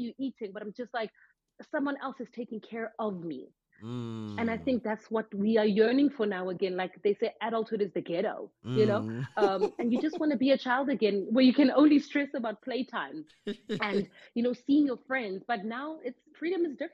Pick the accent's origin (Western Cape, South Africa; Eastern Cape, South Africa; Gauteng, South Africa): Gauteng, South Africa; Boksburg; I am from Regepark. All I've known is Regepark. So that's the east of Boksburg